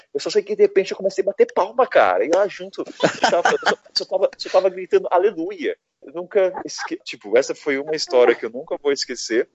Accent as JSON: {"language": "Portuguese", "country": "Brazil", "said": "eu sou do Brasil"}